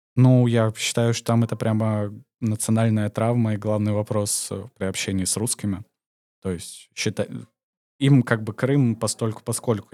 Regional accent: Omsk, Omsk Oblast, Russia; moved away as an adult; also born or lived in Georgia / Turkey / Spain; now in Montenegro; я сам из Омска.

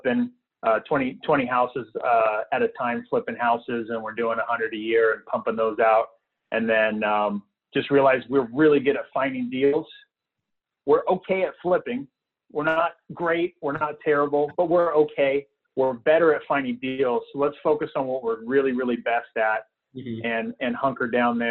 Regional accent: Visalia, California, United States; moved away as an adult; also born or lived in San Francisco; Visalia, my hometown where I'm from, while living in San Francisco.

